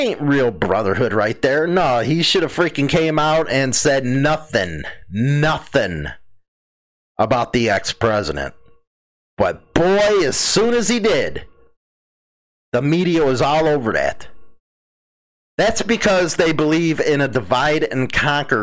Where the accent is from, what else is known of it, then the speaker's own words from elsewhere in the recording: Chicago, Illinois, United States; moved away as an adult; I'm from Chicago